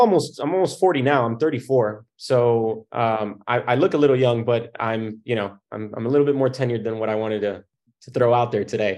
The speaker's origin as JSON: {"language": "English", "town": "Miami", "region": "Florida", "country": "United States", "said": "I came from Miami, and in Miami, my grandparents had come over from Cuba"}